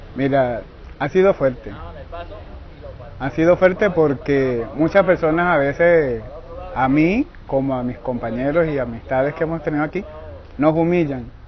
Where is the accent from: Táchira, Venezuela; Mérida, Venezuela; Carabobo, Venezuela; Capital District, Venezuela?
Carabobo, Venezuela; moved away as an adult; yo soy del estado Carabobo, Venezuela.